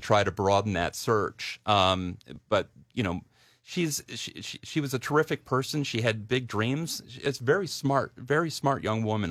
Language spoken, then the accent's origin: English; downstate Delaware, United States; moved away as an adult; also born or lived in New York; I grew up in Delaware. I, I was, I, I, I grew up downstate